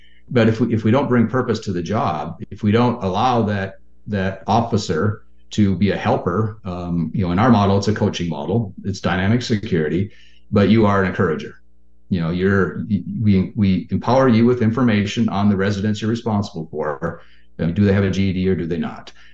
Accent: Western Minnesota, United States; I'm from Minnesota, Western Minnesota

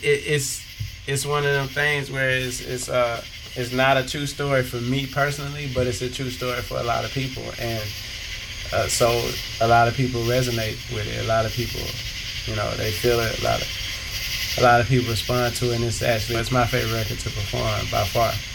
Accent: South Carolina, United States; moved away as an adult; also born or lived in Tennessee; now in Atlanta, United States; I was born in Tennessee. Okay. But if you ask me where I'm from, I'm gonna tell you I'm from South Carolina because that's where I grew up

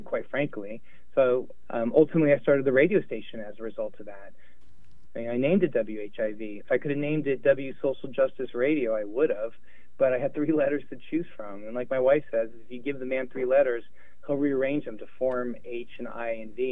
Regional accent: Los Angeles, California, United States; now in New Orleans, United States; I grew up in Los Angeles when I was a little boy

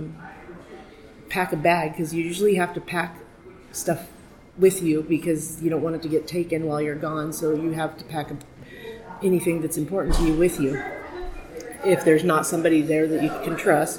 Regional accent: Baker City, Oregon, United States; moved away; also born or lived in Scottsdale, Arizona; I was born and raised in Baker, Oregon.

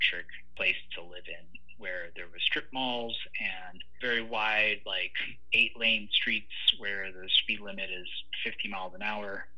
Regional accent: South Bay Area, California, United States; moved away as an adult; also born or lived in Taiwan / Berkeley / Oakland / New York City; now in Portland, United States; I grew up in California, and specifically that's in the Bay Area. I was raised in the South

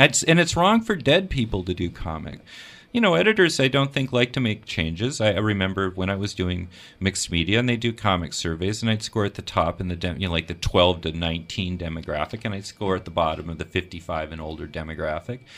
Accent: Minnesota, United States; moved away; also born or lived in Marquette, Michigan / Alexandria, Virginia / Portland, Oregon; When I was a young teenager growing up in Minnesota, uh, I had just come from living in Washington, D C.

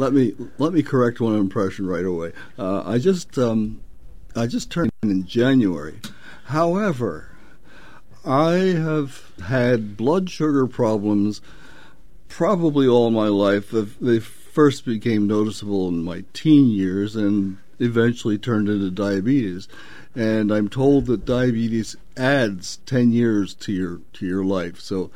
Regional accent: Philadelphia, Pennsylvania, United States; born there; also born or lived in Los Angeles / Syracuse / Northern Virginia / Dayton; now in Portland, United States; I was born in Philadelphia, moved to Los Angeles, and then moved to various places, including Syracuse, Northern Virginia, Dayton, Ohio, Seattle, and Austin, Texas.

